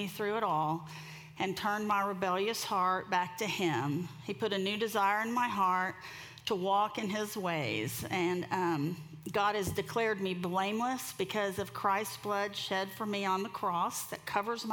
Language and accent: English; Miami, Florida, United States; I'm from Miami, so I'm a beach girl